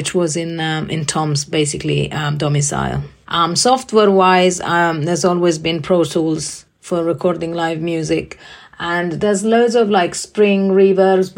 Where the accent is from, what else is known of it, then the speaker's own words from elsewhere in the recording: Italy; now in London, United Kingdom; I live in London. I'm originally from Italy